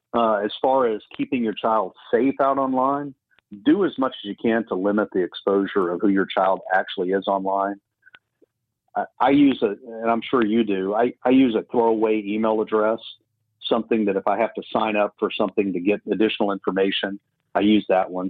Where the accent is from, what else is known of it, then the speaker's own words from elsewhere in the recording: Tuscaloosa, Alabama, United States; at age 15 living in the holy lands of tuscaloosa alabama